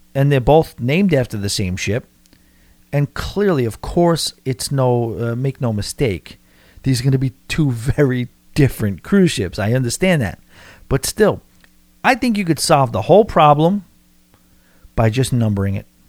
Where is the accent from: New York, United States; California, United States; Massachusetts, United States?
New York, United States; accent: New York; my New York accent.